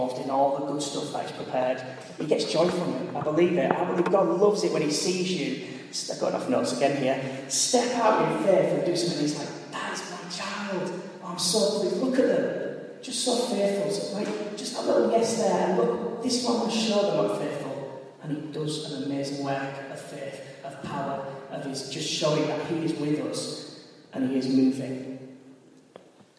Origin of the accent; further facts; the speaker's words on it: Hull, Yorkshire and the Humber, United Kingdom; moved away as an adult; also born or lived in Coventry; I'm a lad from Hull, and I didn't grow up in a diverse community at all